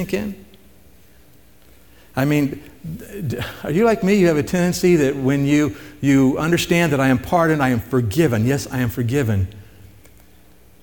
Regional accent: Missouri, United States; moved away; I'm originally from Missouri

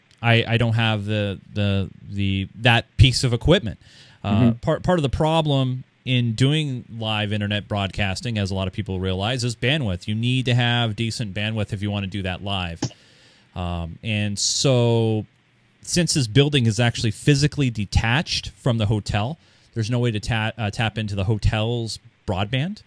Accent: Marysville, Washington, United States; my hometown of Marysville, Washington

